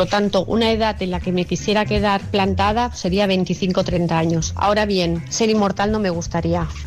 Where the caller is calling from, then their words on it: Barcelona, Catalonia, Spain; de Barcelona.